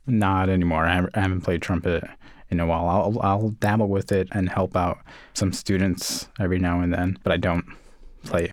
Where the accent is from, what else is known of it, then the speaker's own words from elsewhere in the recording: New York City, New York, United States; also born or lived in Puerto Rico (family); I was born in Coney Island, grew up in the projects, and then moved out to Canarsie